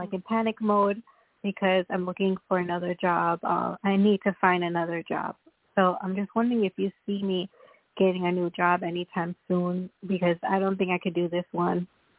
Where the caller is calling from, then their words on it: Long Island, New York, United States; I'm calling from New York, Long Island, New York.